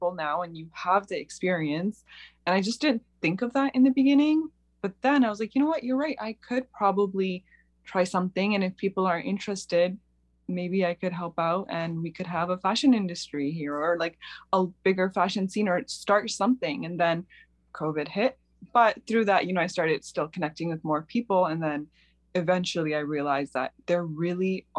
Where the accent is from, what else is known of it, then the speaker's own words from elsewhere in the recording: Toronto, Ontario, Canada; moved away as an adult; now in Cleveland, United States; I've been working in the Toronto fashion industry